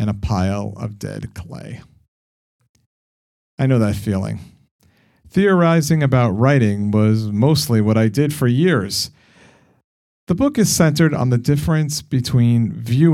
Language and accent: English; New York, United States; accent: New York; maybe my New York accent isn't thick, but I hear it